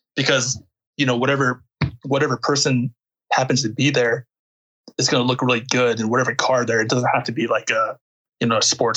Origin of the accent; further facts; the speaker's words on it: United States; I'm not like really your typical American either, you know. You know, I'm Korean American